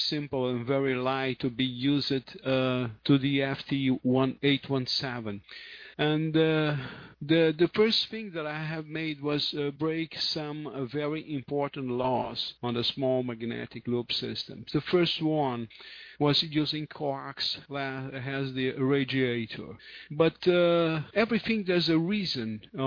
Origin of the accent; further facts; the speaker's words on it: Rio de Janeiro, Brazil; English is a second language; I'm from Rio de Janeiro